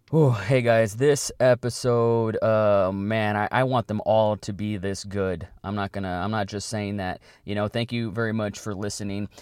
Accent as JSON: {"language": "English", "town": "Weslaco", "region": "Texas", "country": "United States", "tie": "born or raised there", "said": "my hometown"}